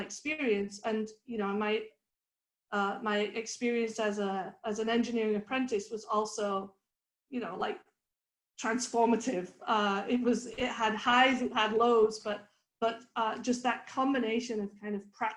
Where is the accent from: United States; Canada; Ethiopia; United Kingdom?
United Kingdom; the north of England; moved away; I grew up in Northern England